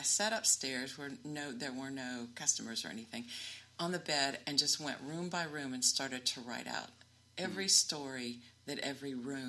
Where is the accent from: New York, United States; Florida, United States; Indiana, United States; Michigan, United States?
Indiana, United States; moved away; I just got back from Indiana, and one of the things I did when I was in my hometown was visit the house that I grew up in.